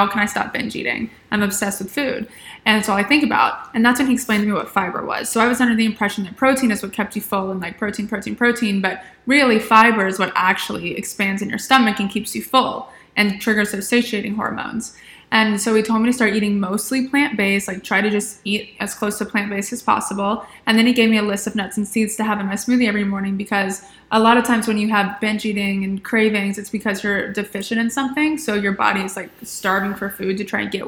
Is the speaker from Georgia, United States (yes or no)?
yes; Atlanta, Georgia, United States; now in Charleston, United States; originally I'm from Atlanta.